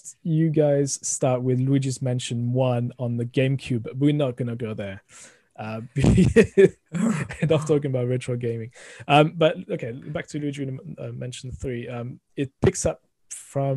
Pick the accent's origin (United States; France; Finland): France; accent: thick French; moved away as an adult; also born or lived in United Kingdom; originally from France, as you can hear, the thick accent coming through the microphone. Moved to the UK about 20 years ago